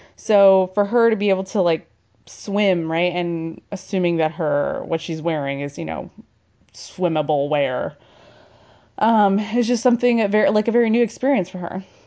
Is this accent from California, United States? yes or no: yes; California, United States; I'm from California